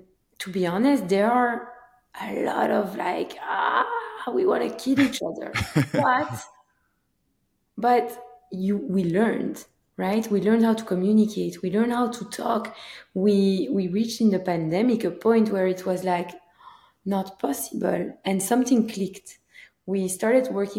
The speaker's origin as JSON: {"language": "English", "town": "Antwerp", "region": "Flanders", "country": "Belgium", "moved": "as an adult", "lives_now": "United States", "said": "I'm originally from Belgium, Antwerp, Belgium"}